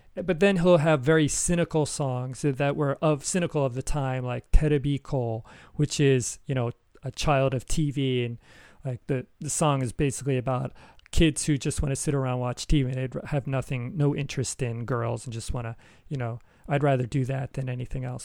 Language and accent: English; United States; moved away; my home country, America.